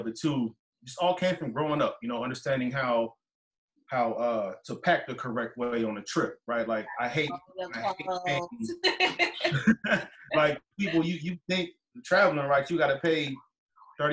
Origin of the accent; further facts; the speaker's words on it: Richmond, California, United States; also born or lived in New York / El Sobrante; I'm from Richmond